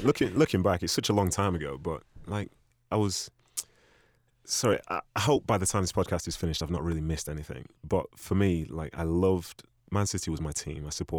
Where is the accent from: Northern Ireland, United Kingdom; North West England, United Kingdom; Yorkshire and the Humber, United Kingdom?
North West England, United Kingdom; Manchester; I was raised in Manchester, and I love being a part of that community. So as I say, I came over when I was five.